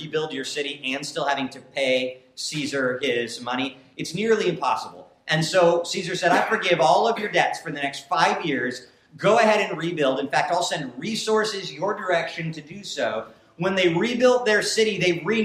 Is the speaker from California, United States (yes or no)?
no; Whitefish, Montana, United States; I'm from a hometown, we're from Whitefish, Montana, and Whitefish, Montana's a beautiful little hometown